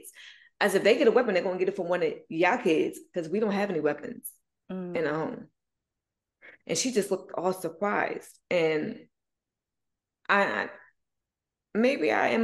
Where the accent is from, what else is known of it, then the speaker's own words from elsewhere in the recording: New Jersey, United States; moved away; I come from Jersey.